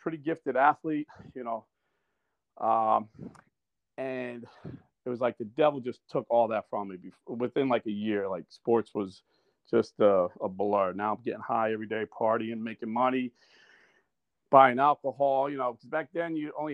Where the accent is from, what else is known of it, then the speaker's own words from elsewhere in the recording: Irvington, New Jersey, United States; also born or lived in Newark, New Jersey; I grew up in Irvington, New Jersey